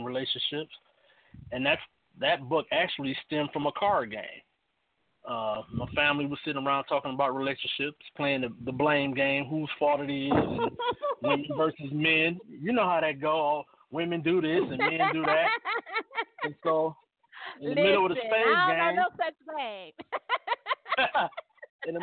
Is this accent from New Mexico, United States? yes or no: no; Cleveland, Ohio, United States; I'm from Cleveland, Ohio.